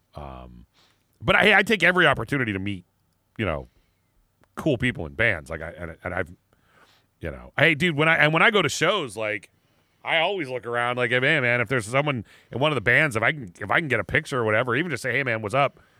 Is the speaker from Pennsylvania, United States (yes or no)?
yes; Erie, Pennsylvania, United States; the mall in my hometown